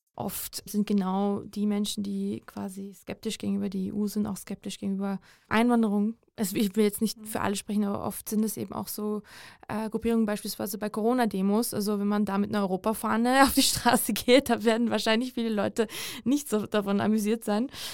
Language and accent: German; Georgia; moved away; seit meiner Kindheit in meinem Heimatland Georgien